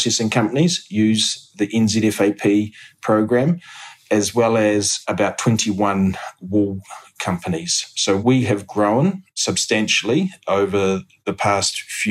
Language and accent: English; Hawke's Bay, New Zealand; I grew up in Hawke's Bay, grew up on a family farm and went to Massey University.